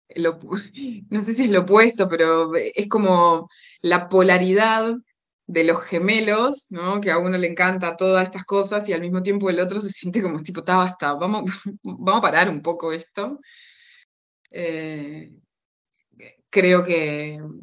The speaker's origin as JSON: {"language": "Spanish", "country": "Uruguay", "tie": "born or raised there", "also_born_or_lived": "Buenos Aires, Argentina", "accent": "Uruguayan", "moved": "as an adult", "lives_now": "Tenerife, Spain", "said": "crecí en Uruguay, me fui, eh, mi familia se fue cuando yo tenía dos años y medio, así que eh, me crié en Uruguay"}